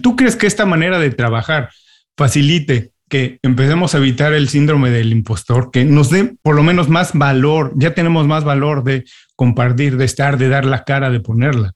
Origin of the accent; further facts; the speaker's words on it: Mexico; now in United States; yo siendo mexicano, viviendo en Estados Unidos